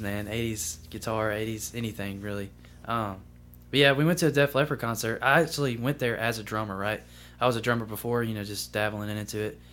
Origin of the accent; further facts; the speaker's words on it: Columbus, Mississippi, United States; also born or lived in Greenville, Mississippi; I'm from, uh, originally from Greenville, Mississippi, but I moved to Columbus when I was about three. So, I kinda grew up in Columbus, Mississippi.